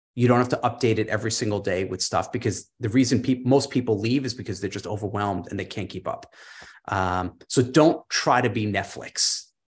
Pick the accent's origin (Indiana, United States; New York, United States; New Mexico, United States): New York, United States; moved away; I'm a New Yorker originally